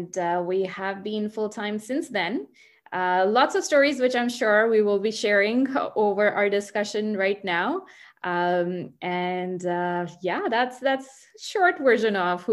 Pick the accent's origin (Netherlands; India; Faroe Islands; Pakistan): India; now in Burlington, Canada; And I came here from India. That's my home country about 20 years ago. And I came with my parents, got settled here